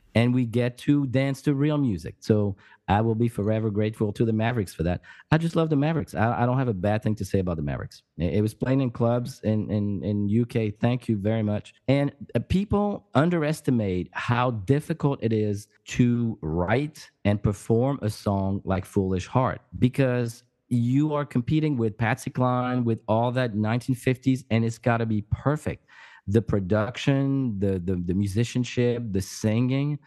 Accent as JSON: {"language": "English", "area": "around Paris", "region": "Île-de-France", "country": "France", "tie": "born or raised there", "also_born_or_lived": "Pyrenees, France", "moved": "as an adult", "lives_now": "United States", "said": "I, I grew up in France, and I, I grew up around Paris"}